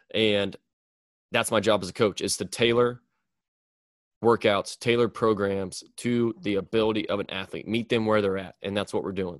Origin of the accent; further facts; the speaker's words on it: Mound City, Missouri, United States; now in Liberty, United States; move back to my hometown, which is in Mound City, Missouri